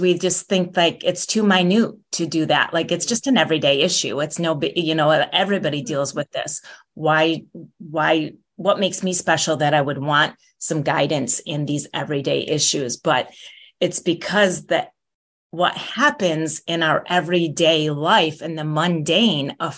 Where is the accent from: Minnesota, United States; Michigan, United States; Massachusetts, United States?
Michigan, United States; also born or lived in Chicago, Illinois; now in San Diego, United States; I grew up in Michigan, on Lake Michigan